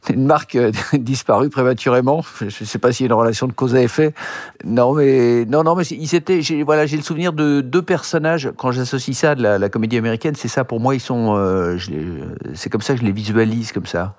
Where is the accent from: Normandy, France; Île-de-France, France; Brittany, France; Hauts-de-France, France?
Île-de-France, France; Neuilly-sur-Seine; also born or lived in Boulogne-Billancourt; J'ai grandi à Neuilly-sur-Seine. Je suis né à, je suis né à Boulogne-Billancourt, mais j'ai grandi euh, dans une petite rue de Neuilly